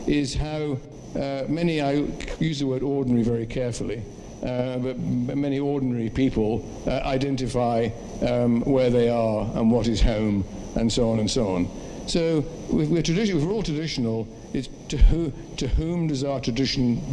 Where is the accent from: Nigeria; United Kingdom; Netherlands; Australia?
United Kingdom; England; I identify myself as being English